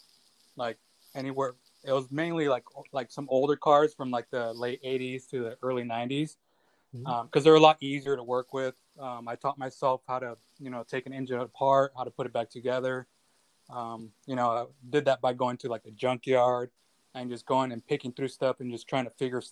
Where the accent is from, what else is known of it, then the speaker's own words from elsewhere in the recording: Orange County, Southern California, United States; I'm from California, Southern California, Orange County.